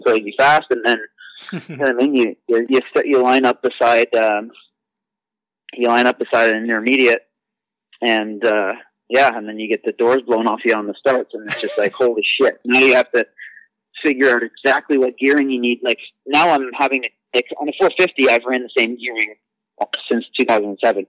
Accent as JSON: {"language": "English", "country": "Canada", "said": "growing up in Canada and being being uh, you know on the teams and at the front of the races"}